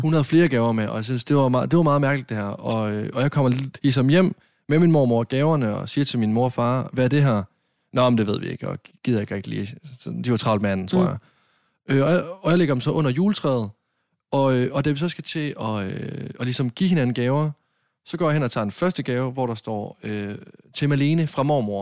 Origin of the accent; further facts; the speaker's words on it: Varde, Southern Denmark, Denmark; now in Copenhagen, Denmark; Jeg var hjemme i Varde med mine forældre, min søster, min mormor